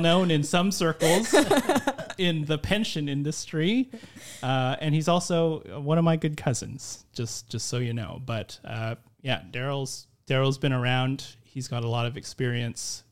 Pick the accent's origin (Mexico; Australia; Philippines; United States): Philippines; I'm Filipino